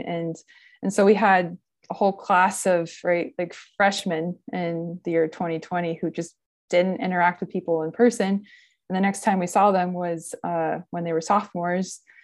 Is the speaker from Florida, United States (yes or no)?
yes; Gainesville, Florida, United States; also born or lived in Ohio; I grew up in Gainesville, Florida